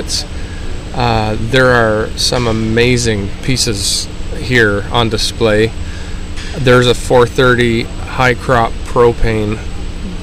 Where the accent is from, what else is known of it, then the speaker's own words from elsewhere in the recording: Glencoe, Ontario, Canada; I'm from Glencoe, Ontario, Canada